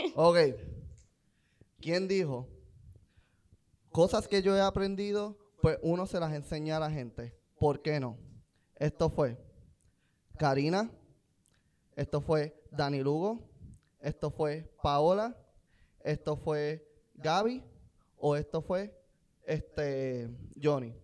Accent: Puerto Rico; moved away as an adult; yo no me quiero ir de Puerto Rico

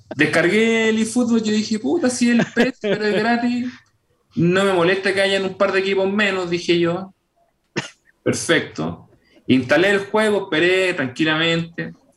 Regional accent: Chile

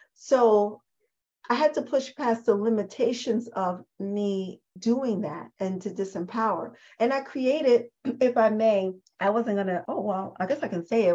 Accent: New York City, New York, United States; I'm a girl from the Bronx

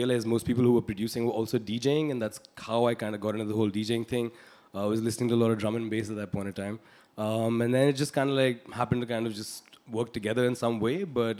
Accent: Delhi, India; also born or lived in Australia; I was in Delhi. Yeah. I was in cantonment. My dad was in the army.

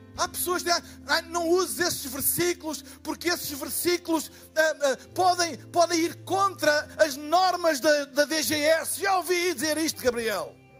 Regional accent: Portugal; eu sou de Portugal

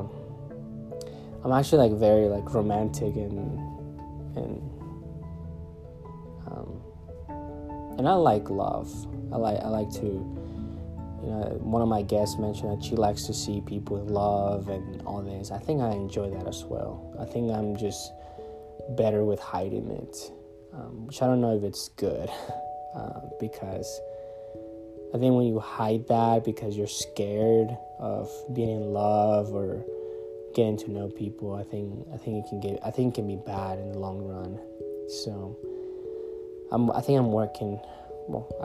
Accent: Monterrey, Nuevo León, Mexico; now in United States; I was born in Monterrey, Mexico

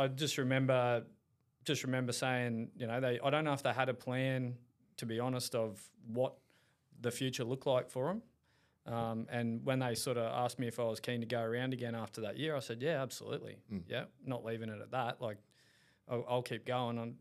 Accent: Caloundra, Queensland, Australia; Caloundra boy, born and raised in Caloundra

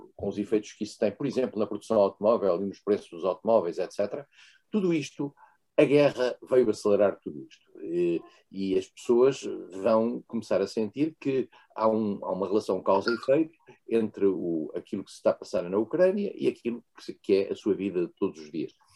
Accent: Portugal; Eu sou português

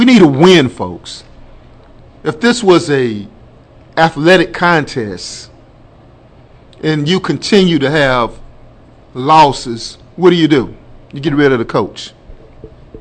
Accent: the South, United States; I'm from the South

